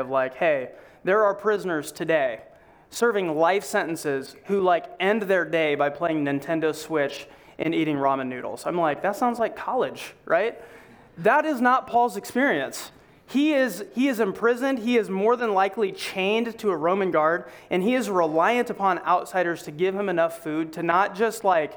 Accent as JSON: {"language": "English", "region": "Iowa", "country": "United States", "said": "we're from Iowa"}